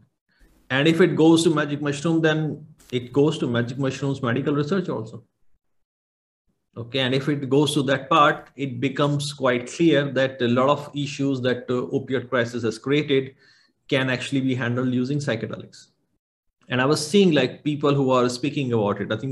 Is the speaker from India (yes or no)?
yes; India; moved away; I came from India, and at least in my hometown